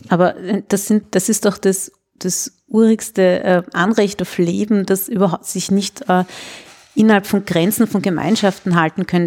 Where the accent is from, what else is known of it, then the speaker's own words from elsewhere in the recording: Vienna, Austria; Und ich sage dann aus Wien